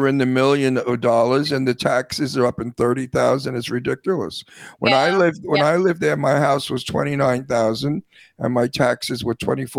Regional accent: Long Island, New York, United States; also born or lived in Brooklyn, New York / Astoria, New York / Queens, New York / Setauket, New York; I was born in Brooklyn. I was raised on Long Island. I lived in Astoria for a while. And then as an adult, I lived in all over Long Island. I guess, where did I live in? I lived in Queens a lot. But I lived in Setauket

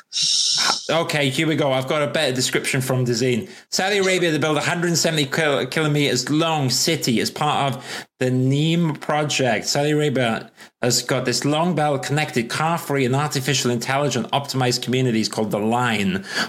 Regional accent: Wales, United Kingdom; also born or lived in London / Manchester; I can barely speak English because I'm Welsh

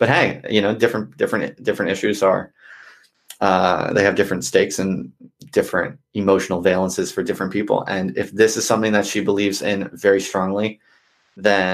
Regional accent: United States; moved away as an adult; now in United Kingdom; I'm from America

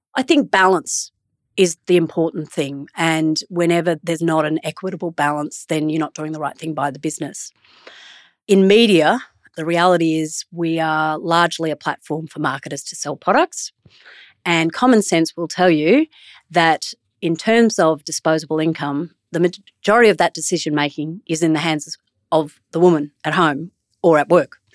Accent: Brisbane, Queensland, Australia; Where are you from? And I say, Brisbane.

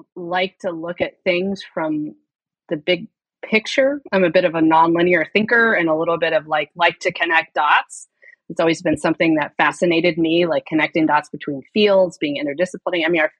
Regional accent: Kansas, United States; moved away as an adult; also born or lived in Chicago / Virginia; I grew up in Kansas

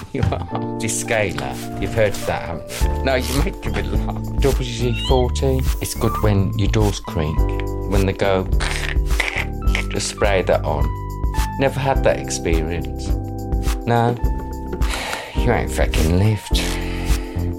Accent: Wolverhampton, West Midlands, United Kingdom; I grew up in the Midlands in a place called Wolverhampton.

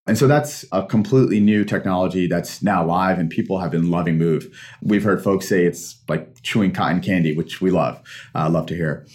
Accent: Pakistan; moved away; I'm a Pakistani immigrant

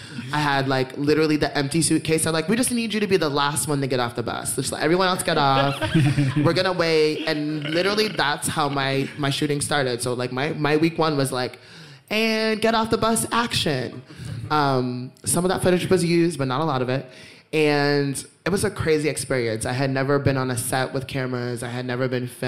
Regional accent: Boston, Massachusetts, United States; I was from Dorchester

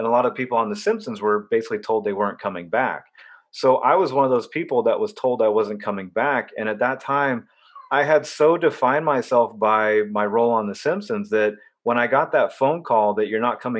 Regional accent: Orange County, California, United States; moved away as an adult; also born or lived in Los Angeles / Boston; I grew up very sheltered in Orange County, California

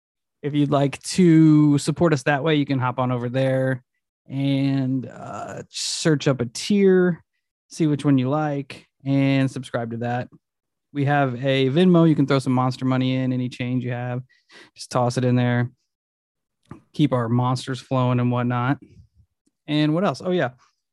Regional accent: California, United States; I was from California living in Iowa City and was in a very tumultuous period of my life.

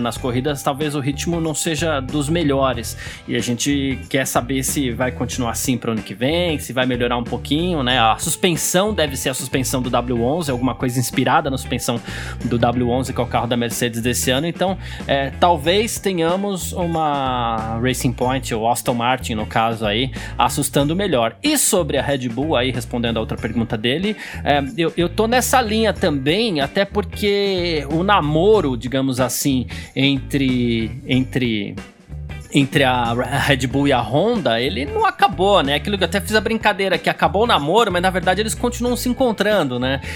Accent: São Paulo, Brazil; eu cresci no bairro italiano em São Paulo

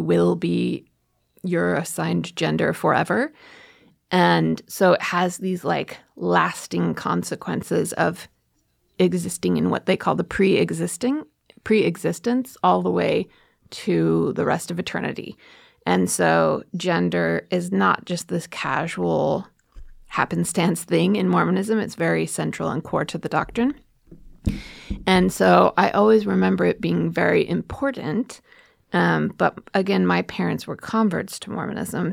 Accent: Oregon, United States; I grew up in Oregon

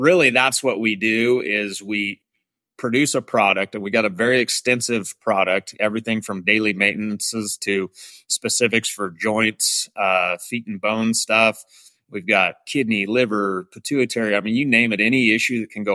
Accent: Jerome, Idaho, United States; born and raised in Southern Idaho. I was born in Jerome, Idaho

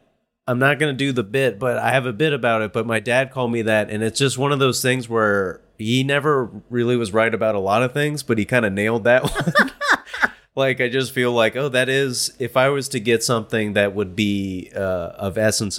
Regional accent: Ohio, United States; I'm from Ohio.

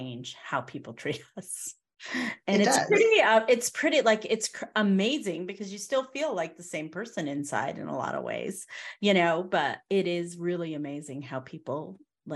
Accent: Connecticut, United States; moved away as an adult; now in the South, United States; I'm in the South now versus being in Connecticut. We're both from Connecticut.

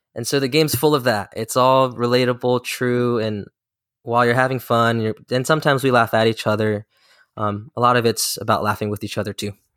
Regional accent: Maryland, United States; I'm a twenty-five-year-old Korean American entrepreneur, born and raised in Maryland to two South Korean immigrants.

